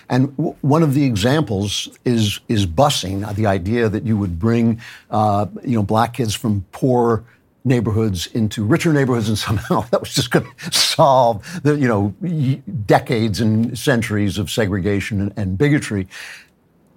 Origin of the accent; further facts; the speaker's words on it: Great Neck, New York, United States; I grew up in Great Neck